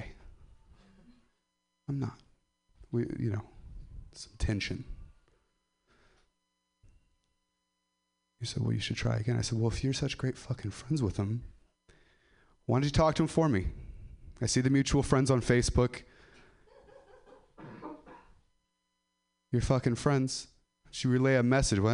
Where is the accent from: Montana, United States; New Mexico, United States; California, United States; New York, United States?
California, United States; Ripon; I'm from Ripon